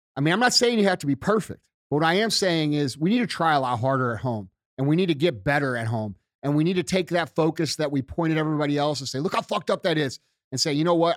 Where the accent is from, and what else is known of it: United States